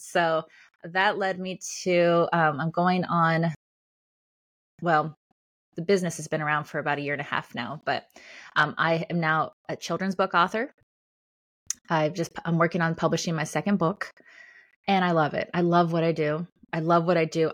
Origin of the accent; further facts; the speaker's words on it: Los Angeles, California, United States; moved away as an adult; also born or lived in Australia / Colorado / Chicago, Illinois; now in Illinois, United States; I'm from California, um, or northern Los Angeles. I now live in Illinois